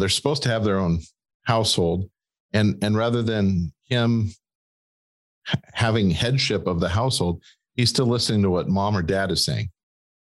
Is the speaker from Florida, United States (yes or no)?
no; Green Bay, Wisconsin, United States; We're from Green Bay